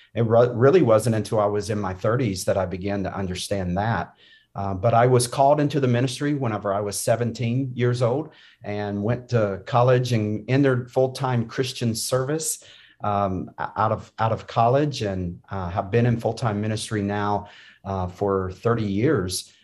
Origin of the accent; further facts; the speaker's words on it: North Carolina, United States; I grew up in North Carolina.